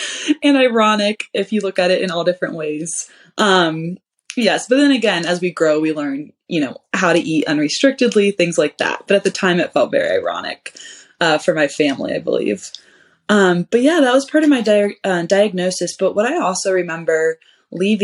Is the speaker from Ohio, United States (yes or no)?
yes; Ohio, United States; moved away as an adult; I'm originally from Ohio.